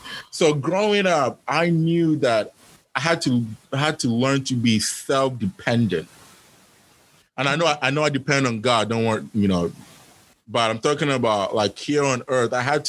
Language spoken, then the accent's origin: English; El Paso, Texas, United States; But anyway, so growing up in El Paso, so my experience was, I knew that part of the reason why I didn't have many friends